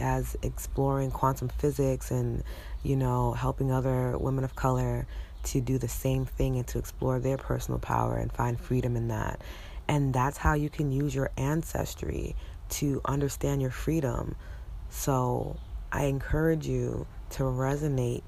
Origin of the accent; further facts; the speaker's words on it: New York City, New York, United States; She's the reason why I was born here. She's the reason why I exist. And why I'm a New Yorker through and through